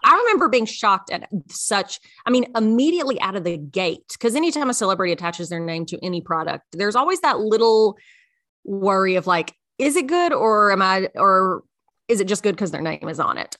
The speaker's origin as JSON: {"language": "English", "area": "Memphis", "region": "Middle Tennessee", "country": "United States", "tie": "born or raised there", "said": "I'm a bad Tennessean because I was born in Memphis."}